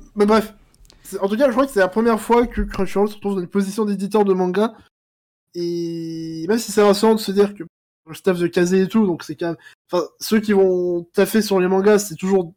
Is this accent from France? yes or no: yes; France; je suis français